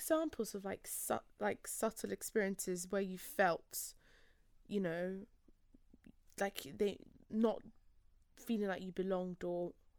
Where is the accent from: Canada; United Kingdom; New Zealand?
United Kingdom; London; growing up in London